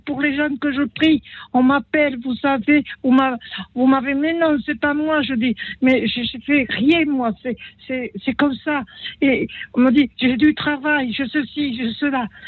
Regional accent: Italy; moved away; Je suis née en Italie

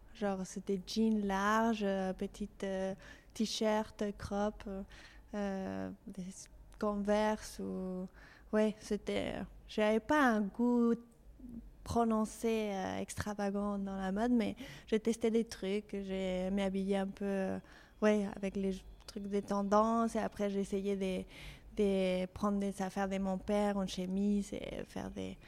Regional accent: Mexico City, Mexico; French is a second language; moved away as an adult; now in France; je suis mexicaine. Je suis née au Mexico City et j'ai grandi là-bas.

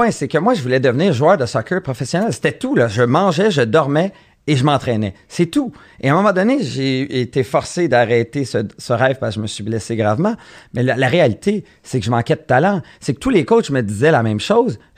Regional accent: Montreal, Quebec, Canada; Moi, j'ai grandi à Montréal

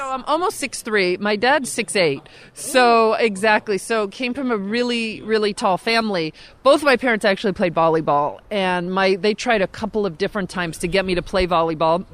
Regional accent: California, United States; I grew up in California.

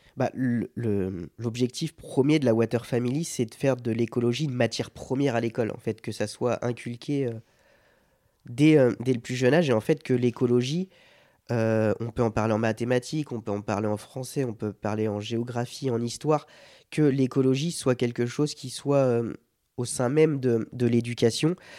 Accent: Sarthe, Pays de la Loire, France; je viens de la Sarthe, le monde de l'agriculture, j'en ai beaucoup autour de moi d'agriculteurs

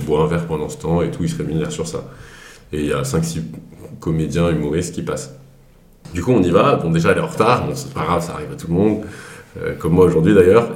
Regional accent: Grenoble, Auvergne-Rhône-Alpes, France; moved away as an adult; now in Paris, France; je viens de Grenoble

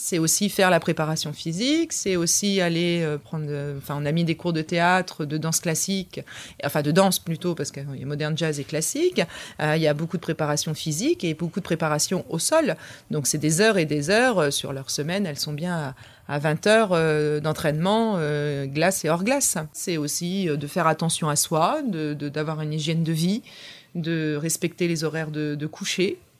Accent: Paris, Île-de-France, France; now in Rouen, France; Je suis une Parisienne qui est euh, venue sur Rouen. pour, pour, pour un mariage et qui donc du coup a, a évolué après depuis maintenant plus de 17 ans sur Rouen.

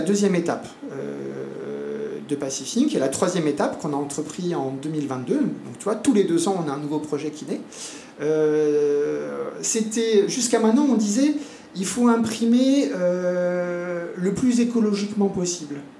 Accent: France; moved away as an adult; also born or lived in Montpellier, France / Argentina; now in French Polynesia; je suis né en France, hein, j'ai fait ma scolarité en France

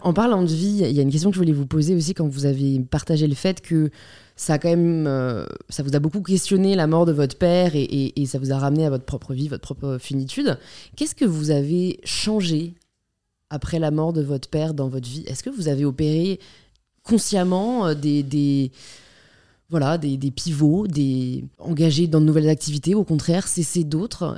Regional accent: Paris, Île-de-France, France; j'ai grandi à Paris

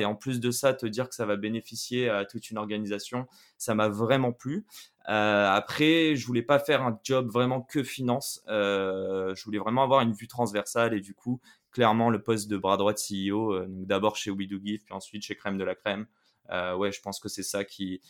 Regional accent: Paris, Île-de-France, France; moved away as an adult; also born or lived in Quebec, Canada / China; À mes 18 ans, j'ai quitté Paris, euh, où, je suis né

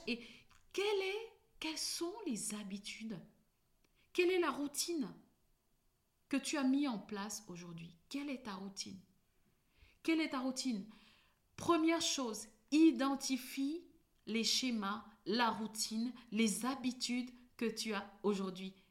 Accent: Cameroon; je suis née au Cameroun

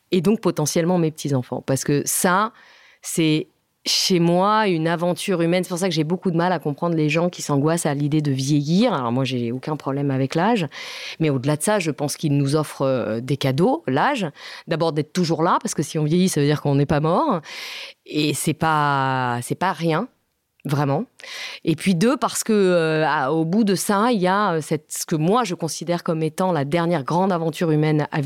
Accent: France; même si moi aussi je suis française, la question ne se pose même pas

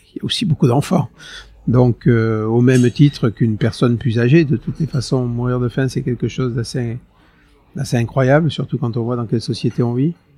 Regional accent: Hossegor, Nouvelle-Aquitaine, France; J'ai grandi à Osgore

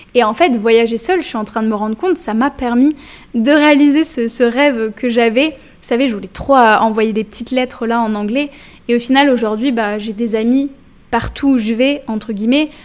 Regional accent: Bordeaux, Nouvelle-Aquitaine, France; je suis de Bordeaux

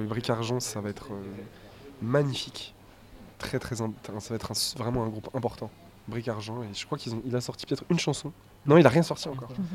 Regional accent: Saint-Étienne, Auvergne-Rhône-Alpes, France; notre mère vit à Terre Noire encore, dans notre, la maison d'enfance dans laquelle on a grandi

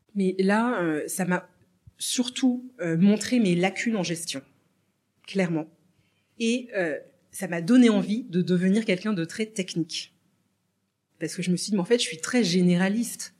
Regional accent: France; also born or lived in Morocco; je suis née au Maroc d'une maman bah, française qui travaillait dans des missions françaises à travers le monde

